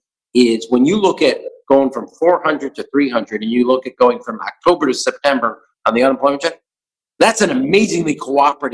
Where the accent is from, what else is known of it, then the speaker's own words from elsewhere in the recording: Chicago, Illinois, United States; we grew up in Chicago